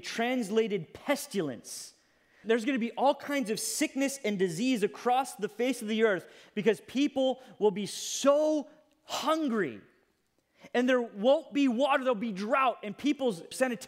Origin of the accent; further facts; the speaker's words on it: United States; as an American